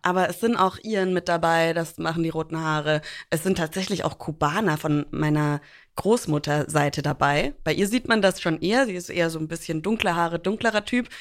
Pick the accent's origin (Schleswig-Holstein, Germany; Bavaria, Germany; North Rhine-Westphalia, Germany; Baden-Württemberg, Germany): Bavaria, Germany; Franconia; also born or lived in New York; now in Hamburg, Germany; ich spreche auch nicht Fränkisch und werde da von meinem Opa meistens auch mega aufgezogen